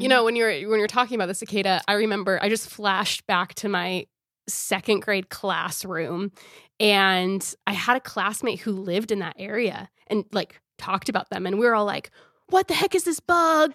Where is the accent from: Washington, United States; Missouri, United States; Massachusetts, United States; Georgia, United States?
Washington, United States; I grew up in Washington State